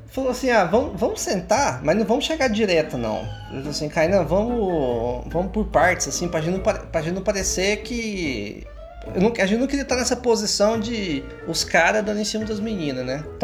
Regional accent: Goiânia, Goiás, Brazil; Olha que eu sou de Goiânia, viu?

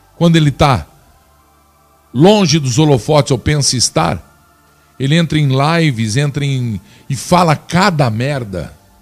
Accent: Flórida Paulista, São Paulo, Brazil; also born or lived in Piracicaba, São Paulo; Na cidade onde me criei, fui forjado. Não existe preconceito, somos todos. Lá é uma grande família, uma cidade pequena. O nome dela, Flórida Paulista. Sem falar que sou piracicabano de nascimento

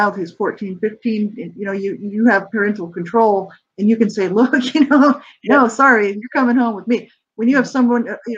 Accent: Albuquerque, New Mexico, United States; I'm from New Mexico

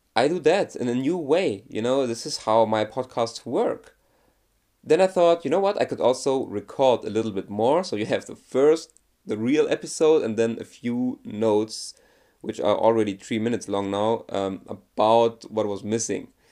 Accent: Germany; I'm from Germany

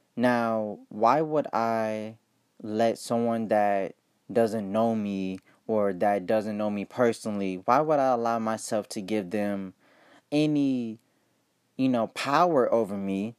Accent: Ohio, United States; I'm from Ohio

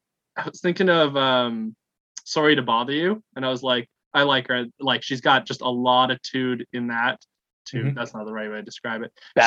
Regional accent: Canada; I'm from Canada.

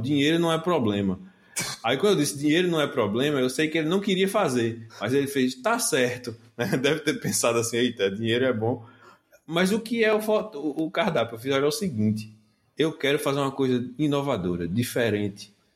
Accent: Northeast Region, Brazil; accent: Nordestino; a gente é do Nordeste pelo sotaque

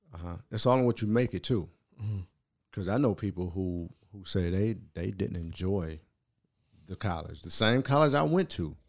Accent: San Diego, California, United States; moved away as an adult; also born or lived in Baltimore; somebody black growing up in San Diego

